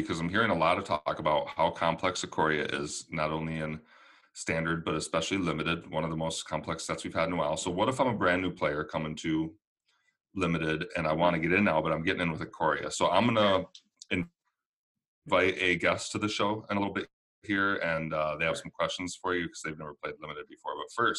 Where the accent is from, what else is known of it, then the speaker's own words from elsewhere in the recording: Minnesota, United States; I'm a Minnesotan and I love the springtime.